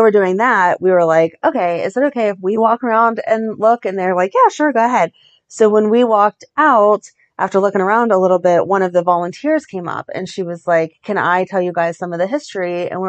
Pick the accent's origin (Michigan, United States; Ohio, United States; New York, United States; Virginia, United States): Ohio, United States; now in Pittsburgh, United States; I'm from Ohio